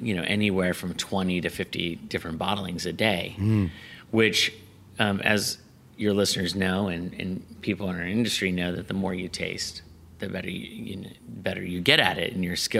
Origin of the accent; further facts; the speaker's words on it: State College, Pennsylvania, United States; moved away as an adult; also born or lived in New Zealand / California; now in Healdsburg, United States; I was born in Pennsylvania, and I grew up across the street from a hotel called the Nittany Lion Inn that was on the Penn State campus